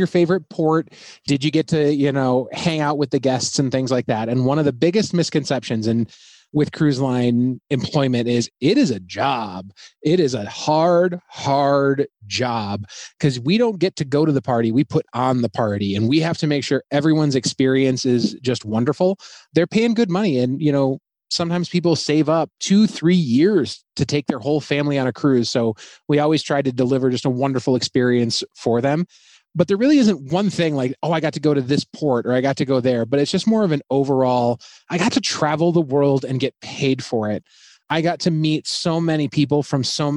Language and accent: English; Southeast Michigan, United States; moved away; I grew up in Southeast Michigan